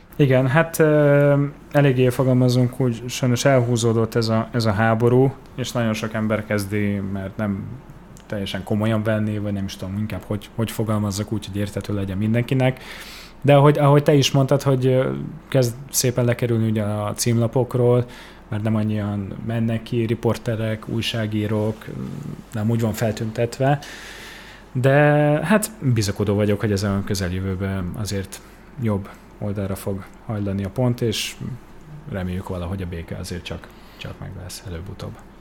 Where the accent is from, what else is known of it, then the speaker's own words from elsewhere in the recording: Budapest, Hungary; én csak magyar állampolgár vagyok, itt születtem Budapesten